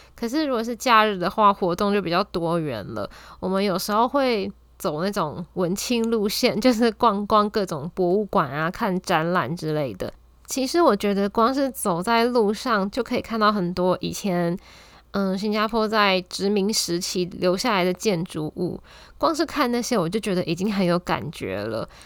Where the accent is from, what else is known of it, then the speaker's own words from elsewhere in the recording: Taiwan; 再加上我一个台湾人